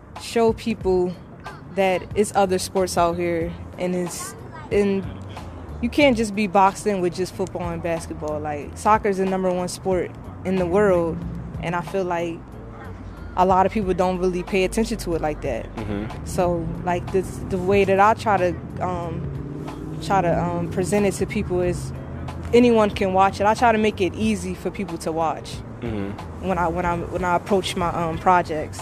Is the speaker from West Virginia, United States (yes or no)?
no; Philadelphia, Pennsylvania, United States; I'm from Philly